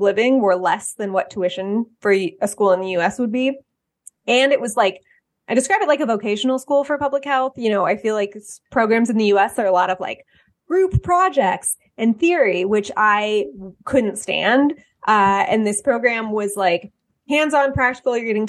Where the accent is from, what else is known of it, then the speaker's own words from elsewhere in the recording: Bay Area, California, United States; moved away as an adult; also born or lived in Oakland; now in Atlanta, United States; I'm from California. I'm from the Bay Area.